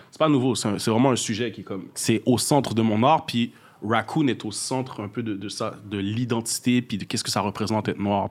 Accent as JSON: {"language": "French", "town": "Montreal", "region": "Quebec", "country": "Canada", "tie": "born or raised there", "said": "Je viens du nord-est de Montréal, ça veut dire plus jeune Montréal-Nord, de fil en aiguille, euh, Pointe-aux-Trembles, Rivière-des-Prairies. Je suis resté dans cet arrondissement-là à peu près. Euh, d'origine haïtienne, je suis né ici, de parents haïtiens."}